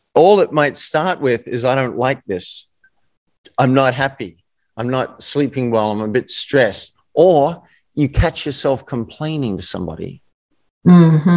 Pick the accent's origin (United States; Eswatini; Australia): Australia; accent: Australian